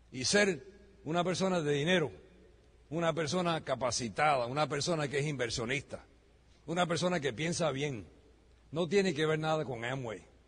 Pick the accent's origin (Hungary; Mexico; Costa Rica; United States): United States; Yo soy americano de nacimiento